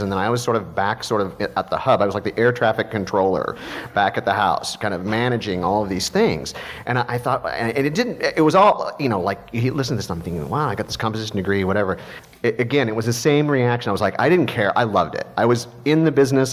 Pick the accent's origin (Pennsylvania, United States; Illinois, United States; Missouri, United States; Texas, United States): Missouri, United States; I grew up in Missouri